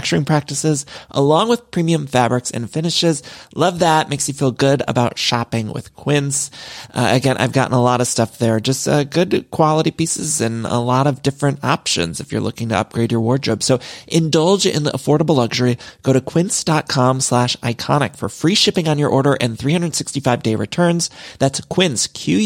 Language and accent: English; Midwest, United States; now in Los Angeles, United States; I'm from the Midwest, but I've lived in California for so long, and I truly do love it here in LA.